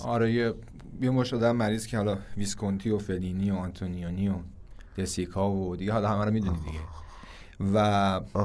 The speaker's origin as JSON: {"language": "Persian", "country": "Iran", "said": "ما ایرانی هستیم"}